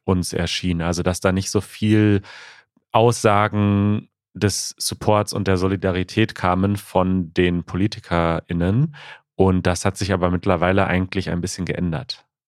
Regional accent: United States; German is a second language; ich komme aus den USA

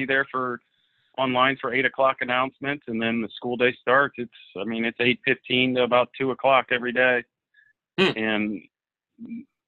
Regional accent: Akron, Ohio, United States; I grew up in Akron, Ohio, a suburb of Akron, Ohio, and played all sports growing up

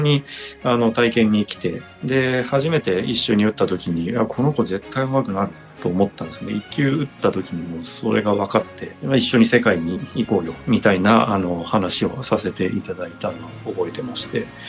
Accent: Chiba, Japan; 地元の千葉で日本選手権がありましてで

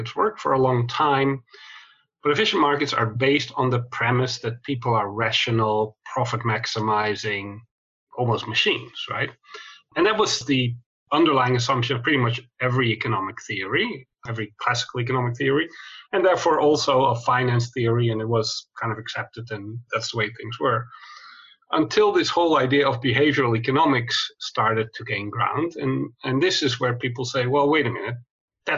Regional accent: Netherlands; moved away as an adult; also born or lived in Chicago, United States / London, United Kingdom; now in Sydney, Australia; I grew up in Holland in Europe.

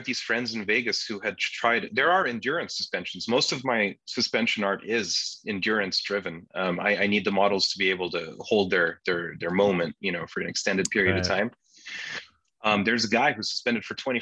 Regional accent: Turkey; first language Turkish; English is a second language; now in New York, United States; I'm Turkish. I'm an immigrant. I'm a first generation immigrant

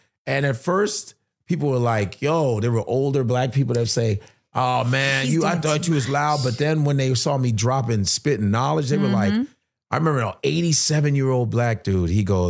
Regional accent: Chicago, Illinois, United States; I'm from Chicago.

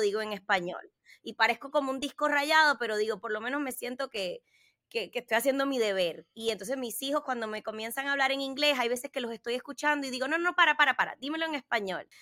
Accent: Puerto Rico; now in United States; crecí en Puerto Rico y me sentía igual cubana que puertorriqueña

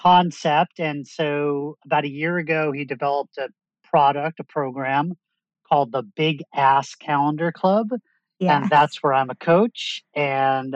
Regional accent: Long Island, New York, United States; moved away; I'm from Long Island. We're from the same hometown.

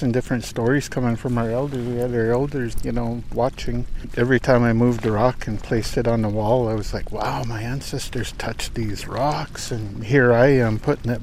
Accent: Penelakut Tribe, British Columbia, Canada; from Penelicut Tribe.

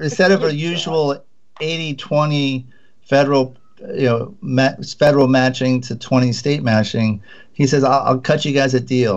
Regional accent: Providence, Rhode Island, United States; I'm from Providence, Rhode Island

